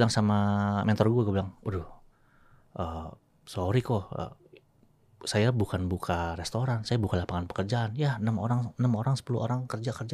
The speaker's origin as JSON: {"language": "Indonesian", "town": "Tangerang", "region": "Banten", "country": "Indonesia", "said": "Nah, daerah gua Tangerang, Tangerang tuh kota pabrik, kota industri."}